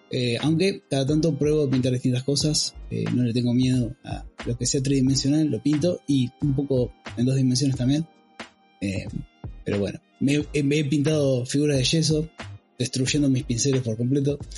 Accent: Necochea, Buenos Aires Province, Argentina; now in Tandil, Argentina; la ciudad de Necochea, vivo en Tandil hace varios años, pero en la ciudad de Necochea arranqué con esto

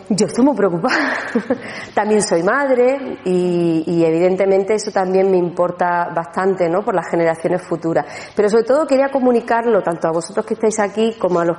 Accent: Andalusia, Spain; una cosita más para celebrar, que somos andaluces.

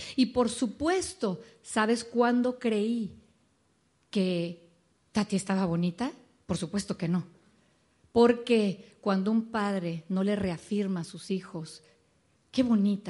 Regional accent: Mexico City, Mexico; moved away as an adult; now in Dallas, United States; nacimos en la Ciudad de México, ahí crecimos, ahí nos conocimos

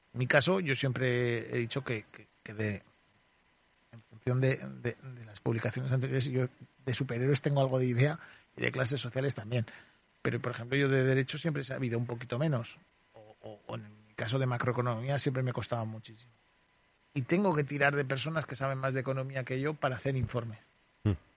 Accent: Zaragoza, Aragon, Spain; moved away as an adult; also born or lived in Barcelona / Madrid; Con cinco años vine a vivir aquí a Zaragoza. O sea, me, se considero maño. He estudiado en un colegio de Zaragoza, en un instituto de Zaragoza

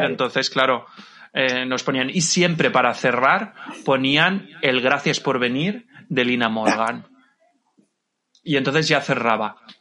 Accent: Levante, Valencian Community, Spain; Yo soy de Levante, entonces mis discotecas pues eran lo que era eh, la zona de Alicante, Murcia y puntualmente Valencia

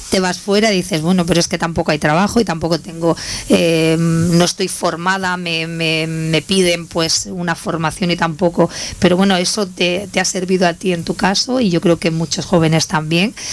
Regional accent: Loja, Andalusia, Spain; De Loja.

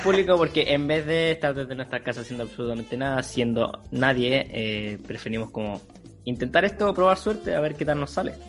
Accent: Chile; Somos chilenos de sangre pura

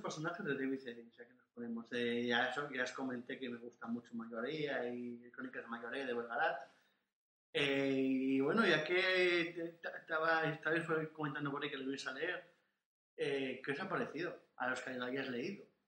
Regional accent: Asturias, Spain; soy asturiano

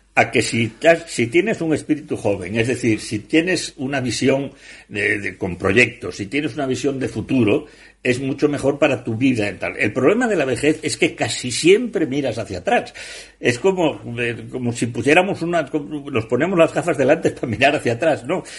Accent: Asturias, Spain; yo como asturiano

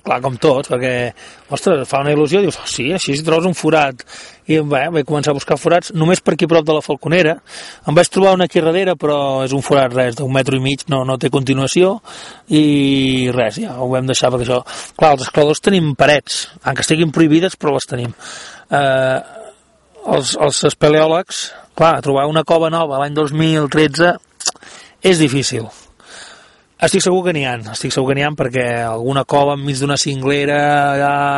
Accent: Ullastrell, Catalonia, Spain; del meu poble, Ullastrell

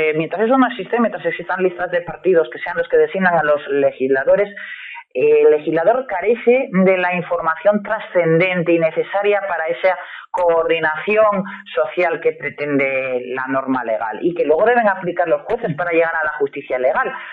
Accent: Spain

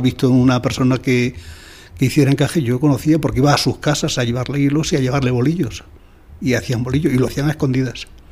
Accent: Almagro, Castilla-La Mancha, Spain; yo he vivido siempre fuera de mi pueblo

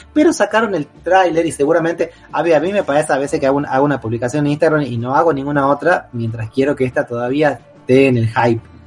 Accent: Argentina

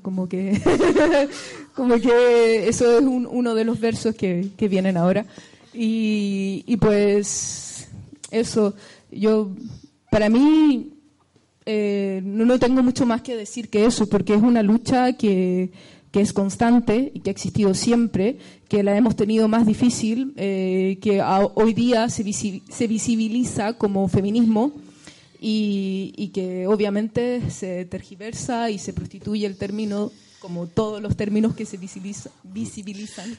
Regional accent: Chile; moved away; estar lejos de Chile

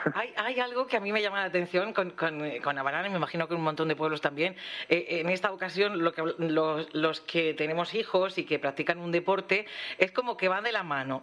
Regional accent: Bullas, Region of Murcia, Spain; en Bullas, pues somos Bullas

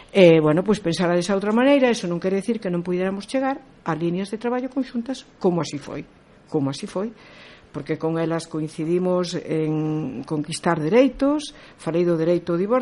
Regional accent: Galicia, Spain; son galega e polo tanto considero que a miña maneira de estar no mundo é como muller e como galega.

